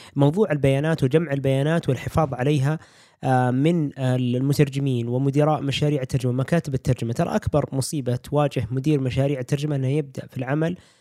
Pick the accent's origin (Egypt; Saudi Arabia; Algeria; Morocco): Saudi Arabia; في السعوديه ما عندنا